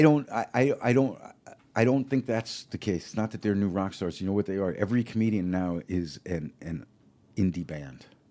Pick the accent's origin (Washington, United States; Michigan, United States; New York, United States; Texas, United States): New York, United States; now in Los Angeles, United States; growing up in New York, an Italian family.